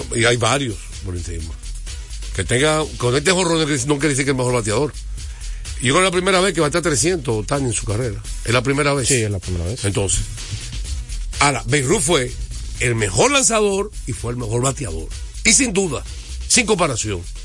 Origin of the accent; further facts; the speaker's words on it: United States; now in Dominican Republic; era niño y me crié en Estados Unidos